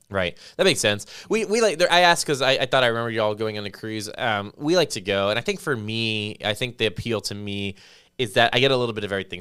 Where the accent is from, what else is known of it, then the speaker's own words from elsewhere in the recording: Las Vegas, Nevada, United States; now in New Braunfels, United States; I grew up in Las Vegas